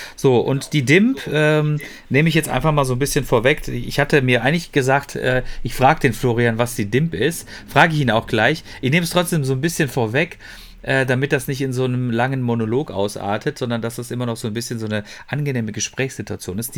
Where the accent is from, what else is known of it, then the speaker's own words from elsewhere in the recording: Ruhr area, North Rhine-Westphalia, Germany; bei uns im Ruhrgebiet